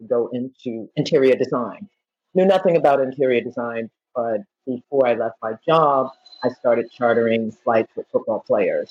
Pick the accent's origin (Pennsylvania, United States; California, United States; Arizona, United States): Pennsylvania, United States; Philadelphia; also born or lived in New York; now in Naples, Florida, United States; I grew up in Philadelphia, you know, in the hood